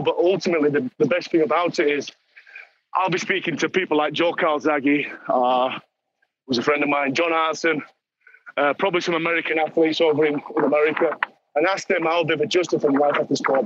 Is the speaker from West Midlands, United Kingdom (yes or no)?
no; Dewsbury, Yorkshire and the Humber, United Kingdom; me growing up in Dewsbury